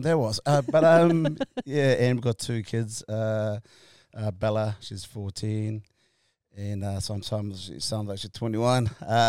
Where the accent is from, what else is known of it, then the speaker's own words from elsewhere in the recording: Auckland, New Zealand; So I left awesome school, Mangere College. I grew up in South